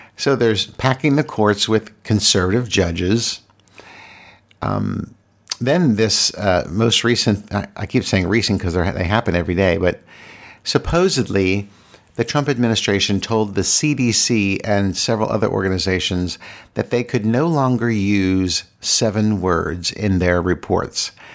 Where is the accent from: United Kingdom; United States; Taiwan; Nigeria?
United States; Virginia; moved away as an adult; now in Washington, D.C., United States; I live in Washington, D C, but I'm from Virginia, and I grew up the majority of my life in Virginia